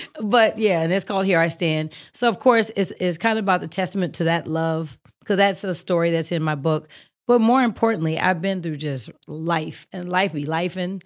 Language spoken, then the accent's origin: English; Oakland, California, United States; moved away; I'm from Oakland. We are a little aggressive